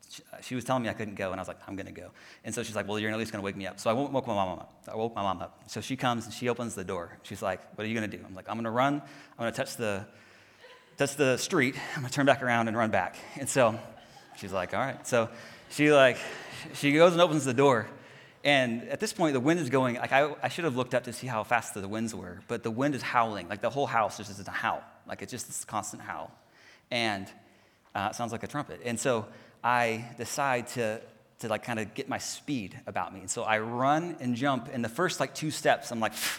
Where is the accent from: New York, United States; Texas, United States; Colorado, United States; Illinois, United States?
Texas, United States; Houston; moved away; I'm from Houston, and so we're there next to the Gulf.